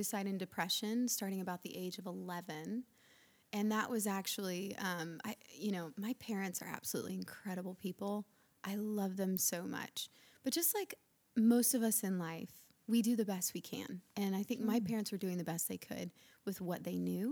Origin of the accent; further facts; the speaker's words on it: Lookout Mountain, Northern Alabama, United States; also born or lived in Florida; Grew up in Alabama